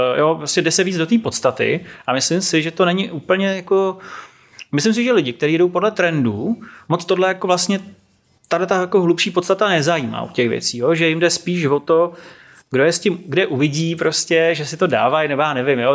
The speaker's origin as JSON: {"language": "Czech", "region": "Prague", "country": "Czechia", "tie": "born or raised there", "also_born_or_lived": "Serbia"}